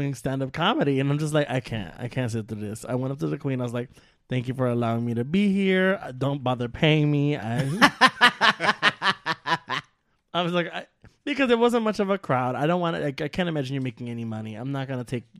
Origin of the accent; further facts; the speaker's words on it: New York, United States; I'm Puerto Rican. I'm Cuban. I'm from New York